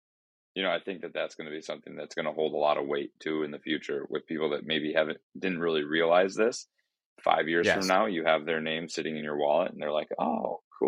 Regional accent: Ireland; Like I'm Irish. Yeah. I'm into this.

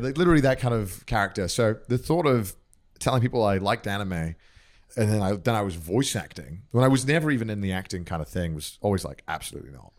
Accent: North Wales, United Kingdom; moved away as an adult; now in Japan; I grew up in, like, I grew up in North Wales

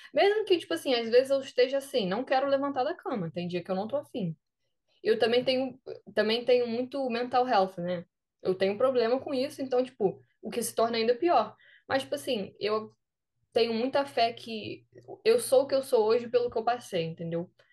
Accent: Brazil; moved away as an adult; now in United States; eu sou do Brasil

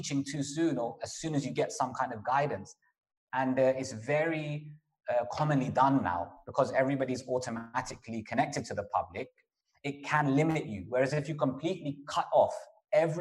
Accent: London, United Kingdom; moved away as an adult; also born or lived in Bradford; When I was in London, I grew up in London

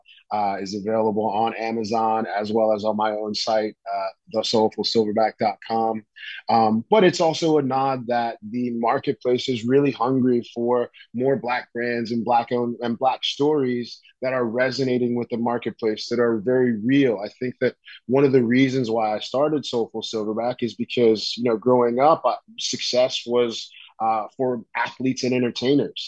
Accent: New York City, New York, United States; also born or lived in Netherlands; I'm from East Flatbush, Brooklyn

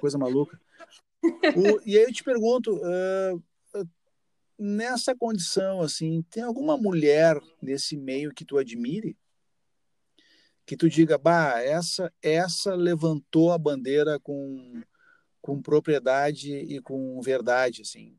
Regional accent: Santana do Livramento, Rio Grande do Sul, Brazil; also born or lived in Rivera, Uruguay; eu nasci em Rivera, me criei uma parte da minha vida em Livramento

